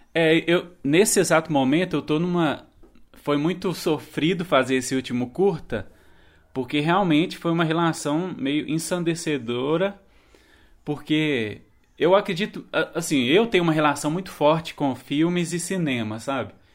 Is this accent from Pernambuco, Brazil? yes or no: no; Minas Gerais, Brazil; É a minha cidade onde eu nasci, onde minha família mora